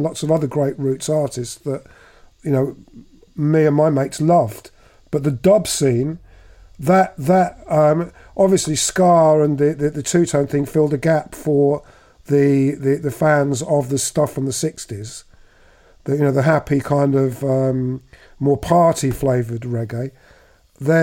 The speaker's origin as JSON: {"language": "English", "town": "High Wycombe", "region": "South East England", "country": "United Kingdom", "tie": "born or raised there", "also_born_or_lived": "London / Slough", "said": "We all moved to High Wycombe. So my formative years were there"}